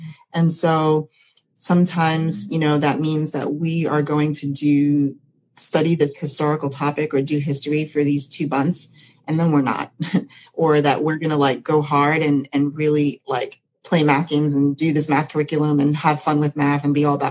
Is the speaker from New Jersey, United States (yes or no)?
no; New York, United States; moved away as an adult; now in Central Florida, United States; I'm originally from New York